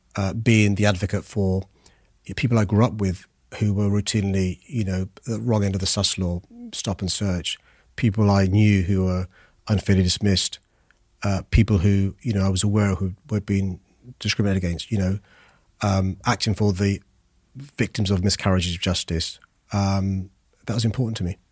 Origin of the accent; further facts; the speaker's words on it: London, United Kingdom; I was born in Tooting in Saint George's Hospital